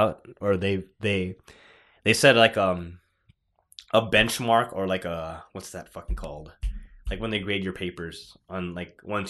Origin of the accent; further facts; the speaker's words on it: United States; No, I was born here.